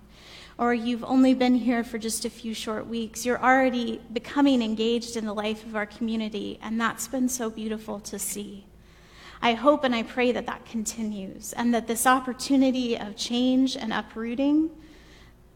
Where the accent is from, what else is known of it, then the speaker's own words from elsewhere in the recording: the South, United States; now in Pasadena, United States; a white woman from the South